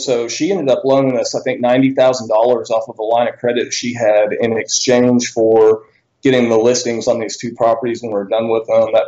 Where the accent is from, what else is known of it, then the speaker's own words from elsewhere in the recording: Bentonville, Arkansas, United States; I'm from Bentonville, Arkansas. I was born and raised here originally.